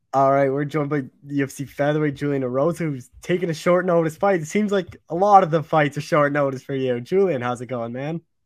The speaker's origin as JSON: {"language": "English", "country": "Canada", "said": "I'm a Canadian"}